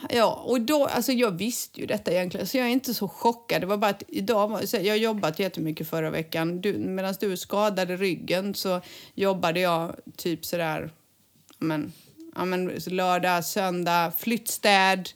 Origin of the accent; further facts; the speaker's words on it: Sweden; now in Spain; vi svenskar